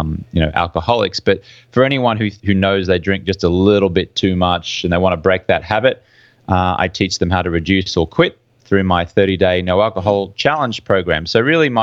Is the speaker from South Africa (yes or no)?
no; Brisbane, Queensland, Australia; moved away as an adult; also born or lived in London; I'm from Brisbane, Australia, hence the funny accent you can hear